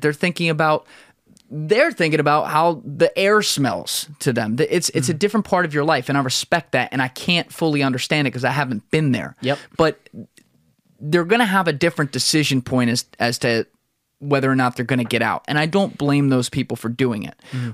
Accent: New Jersey, United States; moved away as an adult; also born or lived in New York; We're both from South Jersey. Grew up around Philly in Philly all the time

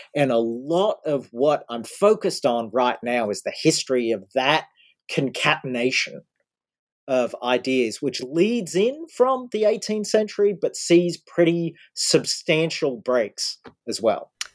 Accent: Australia; now in United States; I grew up in Australia, now I'm living in the States.

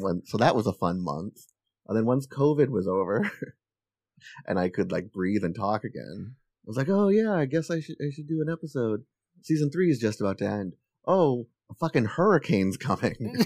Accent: New Hampshire, United States; moved away; I grew up in New Hampshire

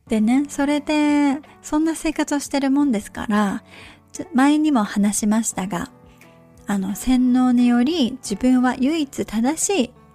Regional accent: Japan; moved away as an adult; also born or lived in Australia; now in United States; 日本で信仰宗教家庭に育っただった

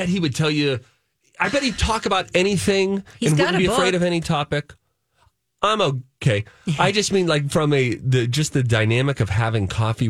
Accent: New Jersey, United States; I grew up in Jersey.

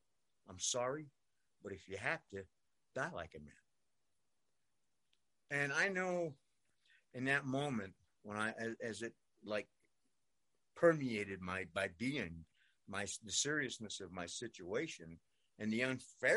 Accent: New York City, New York, United States; I grew up in New York. I grew up in Brooklyn, New York.

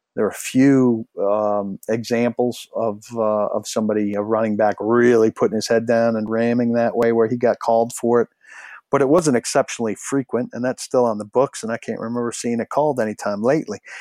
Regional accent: Nashville, Tennessee, United States; I was from Nashville

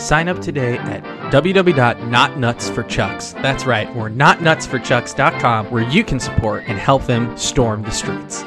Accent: New York, United States; we're from New York

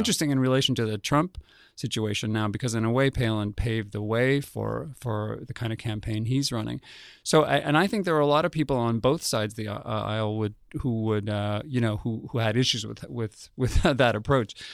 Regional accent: Albuquerque, New Mexico, United States; I grew up in Albuquerque, New Mexico

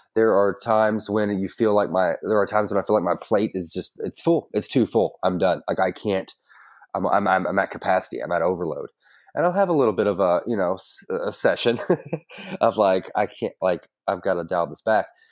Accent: Woodford County, Kentucky, United States; also born or lived in Prestonsburg, Kentucky; in the middle of first grade, I moved to Woodford County

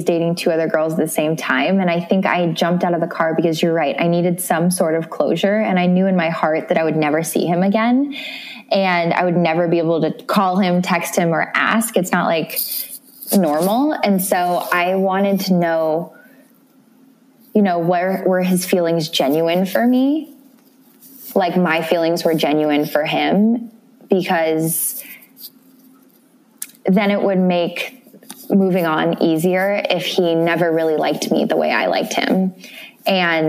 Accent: Midwest, United States; now in New York City, United States; I grew up in the Midwest and I'm a small town girl

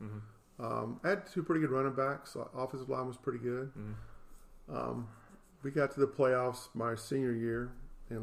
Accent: Jacksonville, Florida, United States; also born or lived in Dallas, Texas / Baltimore; I grew up here in Jacksonville, Florida

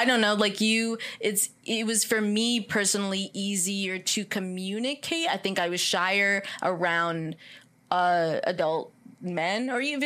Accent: Lyndhurst, New Jersey, United States; when I was in Jefferson School in Lyndhurst, New Jersey

